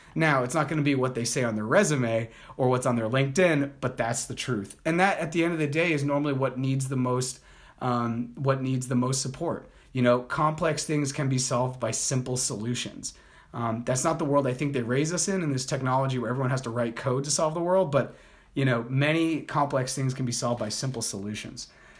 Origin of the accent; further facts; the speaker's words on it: Colombia; I'm a Colombian also. I was born in Colombia, so I'm not blonde hair, blue eyed, and like 6'6".